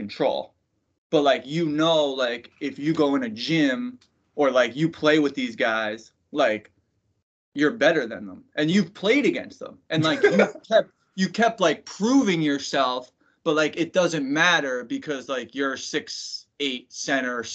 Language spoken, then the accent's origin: English; Northport, New York, United States; I grew up on Long Island